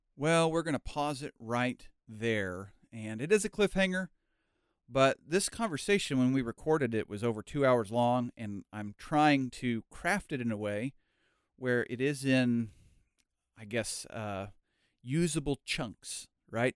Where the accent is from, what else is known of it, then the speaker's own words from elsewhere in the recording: United States; moved away as an adult; also born or lived in Cambodia; I'm an American